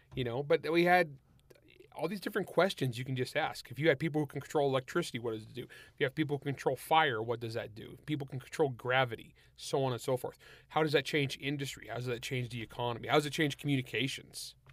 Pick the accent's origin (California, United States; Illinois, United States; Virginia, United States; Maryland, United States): California, United States; San Joaquin Valley; I grew up in the San Joaquin Valley of California